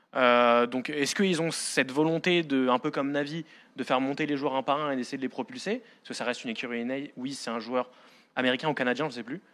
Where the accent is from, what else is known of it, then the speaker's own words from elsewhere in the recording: France; nous, en tant que Français